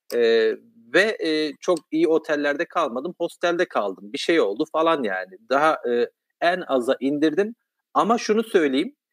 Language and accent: Turkish; Kahramanmaraş, Turkey; ben Maraşlıyım. E, çok dar bir yerde e, hayatın e, kurallarının çok az olduğu, çeşitliliğin çok az olduğu dindar bir ortamda